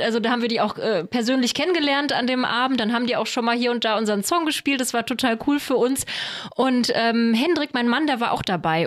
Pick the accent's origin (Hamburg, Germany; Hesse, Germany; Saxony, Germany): Hesse, Germany; Offenbach am Main; moved away; Ich komme ja ursprünglich aus Offenbach